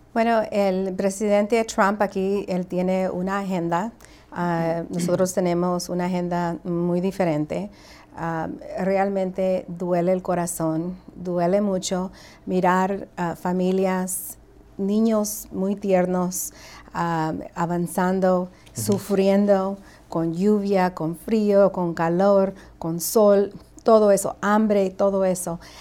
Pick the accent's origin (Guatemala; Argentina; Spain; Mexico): Guatemala; now in United States; yo nací en Guatemala